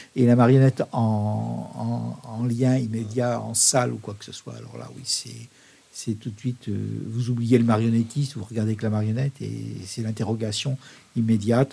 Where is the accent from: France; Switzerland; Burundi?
France; also born or lived in Leffe, Belgium; now in Belgium; je suis français